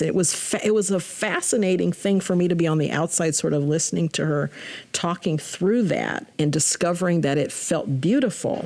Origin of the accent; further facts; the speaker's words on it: Spokane, Washington, United States; Spokane is home It has always felt like home